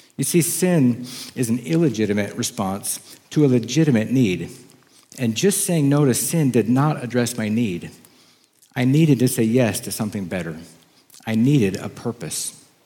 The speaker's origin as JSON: {"language": "English", "region": "Oklahoma", "country": "United States", "tie": "born or raised there", "also_born_or_lived": "Wisconsin", "said": "In third grade, we moved from Wisconsin to Oklahoma so that my dad could enroll at Rainbow Bible College"}